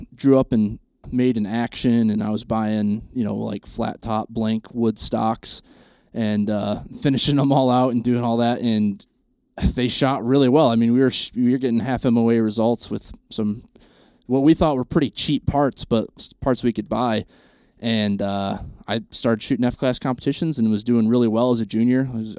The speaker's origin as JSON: {"language": "English", "region": "Michigan", "country": "United States", "said": "My uncles have a pretty good sized farm in Michigan. I'm from Central Michigan."}